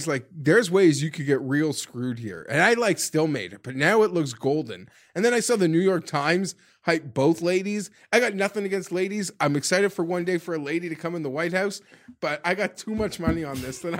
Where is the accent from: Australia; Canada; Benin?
Canada; Although Warren versus Trump would be like, I'd bring the popcorn. Like as a Canadian.